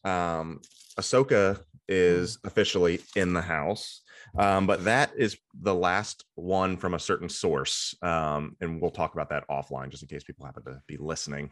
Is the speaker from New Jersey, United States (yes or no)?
no; Cincinnati, Ohio, United States; I'm from Cincinnati